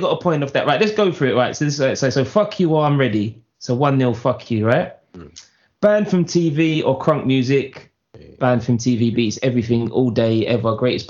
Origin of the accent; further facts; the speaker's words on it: New York, United States; I'm from New York, bruv.